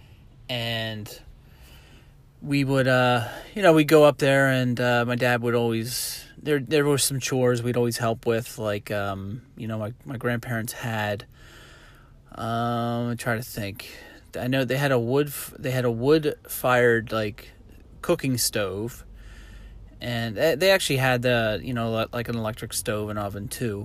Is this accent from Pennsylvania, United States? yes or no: yes; Harrisburg, Pennsylvania, United States; I grew up in Harrisburg, PA, central Pennsylvania